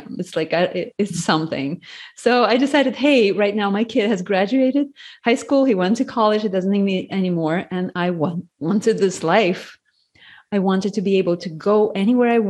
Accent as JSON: {"language": "English", "country": "Latvia", "tie": "born or raised there", "also_born_or_lived": "United States", "moved": "as an adult", "said": "I was born in Latvia. It's a former USSR republic"}